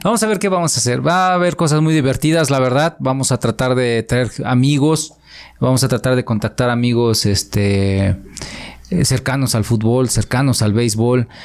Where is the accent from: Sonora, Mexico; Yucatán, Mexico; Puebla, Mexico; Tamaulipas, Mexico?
Puebla, Mexico; Atlixco; yo estoy feliz aquí en mi pueblo. La verdad, eh, quiero mucho a Atlisco